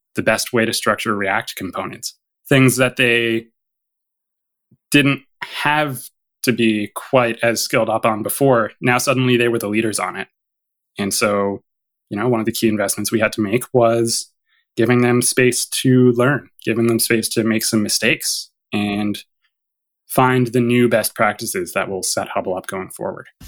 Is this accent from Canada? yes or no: yes; Canada; as a Canadian